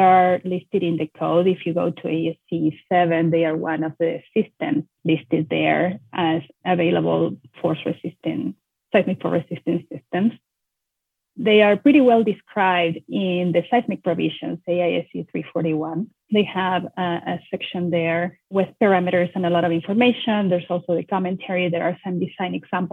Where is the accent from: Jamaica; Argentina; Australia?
Argentina; moved away as an adult; also born or lived in Buenos Aires / Oregon; now in United States; I am born and raised in Argentina.